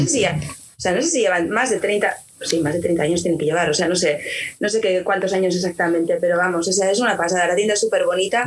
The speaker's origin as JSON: {"language": "Spanish", "region": "Basque Country", "country": "Spain", "tie": "born or raised there", "also_born_or_lived": "Avilés, Asturias", "said": "Y luego ya volvimos al País Vasco"}